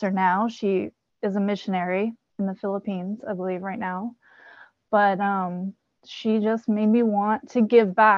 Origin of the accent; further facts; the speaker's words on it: California, United States; also born or lived in Kansas; my dad moved us to California when I was 7, where his family lives